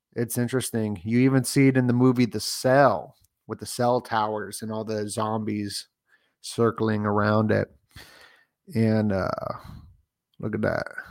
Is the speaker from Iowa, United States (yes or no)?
no; Las Vegas, Nevada, United States; I grew up in Vegas